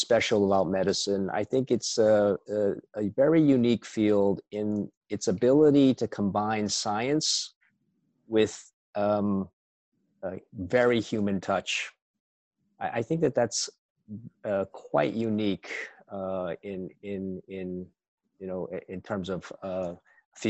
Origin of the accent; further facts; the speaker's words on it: United States; I was born in the States, and my parents were immigrants from Taiwan.